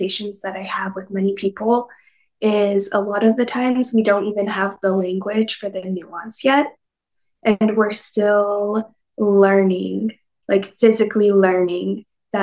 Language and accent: English; Mojave Desert, Northwestern Arizona, United States; also born or lived in Southern California; It's right on the border of California and Nevada and Arizona. So I grew up in the Mojave Desert